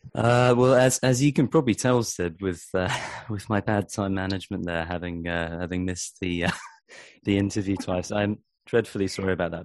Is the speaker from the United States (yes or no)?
no; Dorset, South West England, United Kingdom; also born or lived in Vancouver Island, Canada; now in Canada; I'm from uh, from a place called Dorset, n- near near Bournemouth.